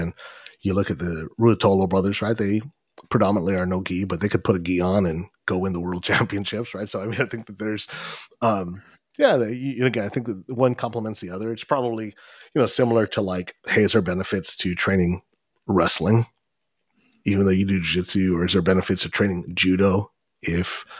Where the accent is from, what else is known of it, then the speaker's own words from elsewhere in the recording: Corona, California, United States; We're from Corona